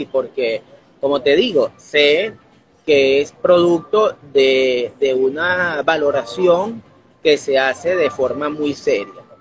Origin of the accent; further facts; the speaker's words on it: Barquisimeto, Lara, Venezuela; No, yo soy barquisimetano, yo nací aquí en Barquisimeto, porque mi familia, aunque es de origen andino